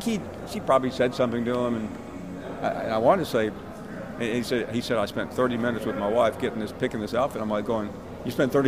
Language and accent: English; Alabama, United States; And I'm a football coach, and I grew up in North Alabama.